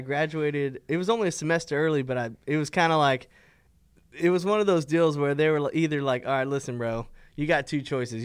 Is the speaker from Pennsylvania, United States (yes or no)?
no; Fort Worth, Texas, United States; I grew up right here in, in River Oaks. I was born in Fort Worth. um, lived here all my life